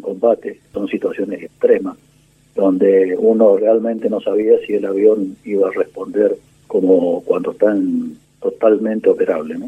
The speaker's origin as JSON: {"language": "Spanish", "region": "Corrientes", "country": "Argentina", "tie": "born or raised there", "said": "Soy correntino, nací en Corrientes hace 70 años."}